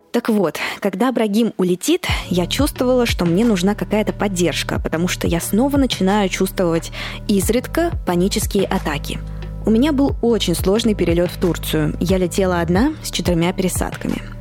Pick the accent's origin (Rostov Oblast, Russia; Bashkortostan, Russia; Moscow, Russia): Moscow, Russia; moved away; я родилась и выросла в Москве